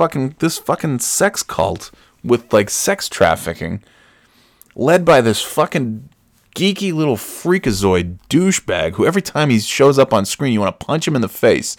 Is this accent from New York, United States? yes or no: yes; Burnt Hills, New York, United States; moved away; I'm from Burn Hills